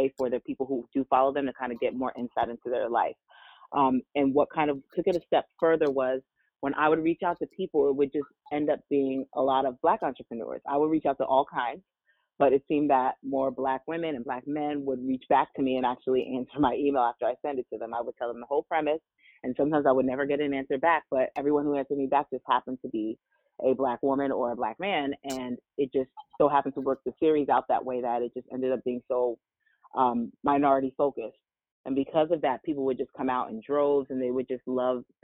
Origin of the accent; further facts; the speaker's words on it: New Jersey, United States; also born or lived in Washington, D.C.; I am from New Jersey, born and raised